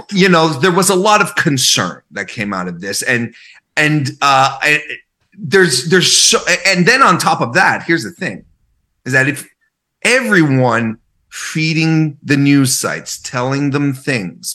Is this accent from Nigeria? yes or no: no; Canada; I'm Canadian.